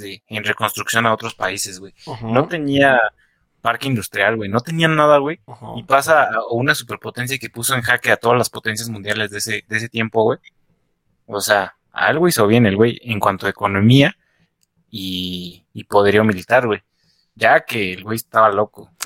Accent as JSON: {"language": "Spanish", "region": "Mexico City", "country": "Mexico", "accent": "chilango", "said": "tengo apego por mi pinche acento chilango"}